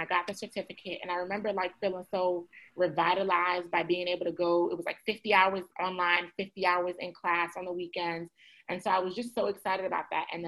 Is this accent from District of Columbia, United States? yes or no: no; the DMV, Maryland, United States; also born or lived in Panama; I'm from Maryland, from the DMV, born and raised.